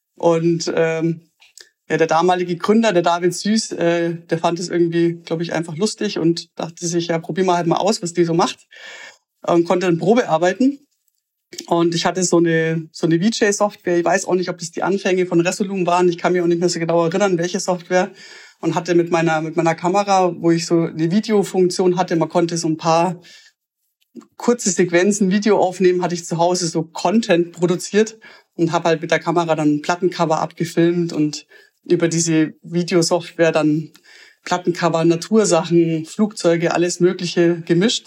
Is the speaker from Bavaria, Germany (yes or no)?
yes; Augsburg, Bavaria, Germany; ich komme aus einer Kleinstadt, aus Augsburg